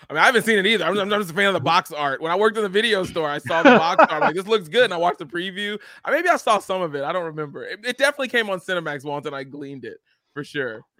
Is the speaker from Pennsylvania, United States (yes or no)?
yes; Philadelphia, Pennsylvania, United States; I'm from Philly.